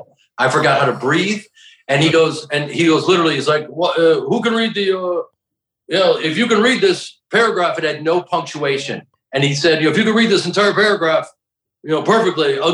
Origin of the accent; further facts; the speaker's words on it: Evanston, Illinois, United States; I'm on the, just beyond the north side of Chicago